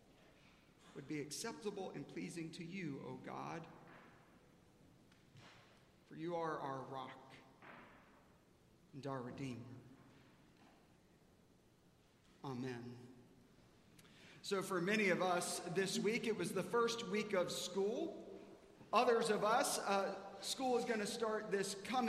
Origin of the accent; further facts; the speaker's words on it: South Carolina, United States; now in Dallas, United States; I grew up in South Carolina.